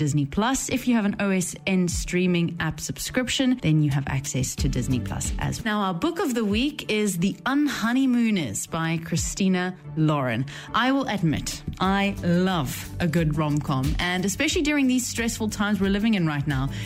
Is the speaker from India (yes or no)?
no; South Africa; moved away; I am originally from South Africa, and very proudly so